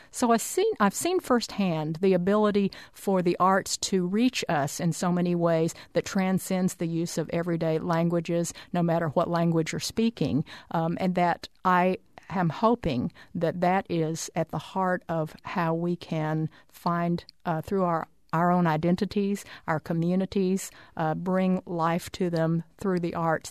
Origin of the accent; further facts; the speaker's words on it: Arkansas, United States; also born or lived in Oklahoma; I was born in Oklahoma and grew up in Arkansas